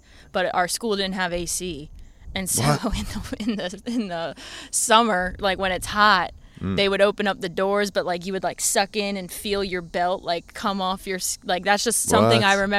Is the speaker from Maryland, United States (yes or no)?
yes; Anne Arundel County, Maryland, United States; also born or lived in Glen Burnie, Maryland / Pasadena, Maryland; I grew up in Anne Arundel County, Maryland. My parents were in different parts of the town, so separated from, you know, birth, essentially. My dad lived in Glen Burnie, and then my mom lived in Pasadena, Maryland.